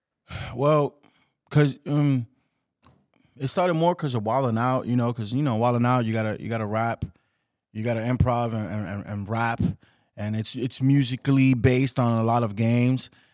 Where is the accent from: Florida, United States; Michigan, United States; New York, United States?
New York, United States; New York City; also born or lived in Washington Heights, New York; I was born, I was raised in the Bronx.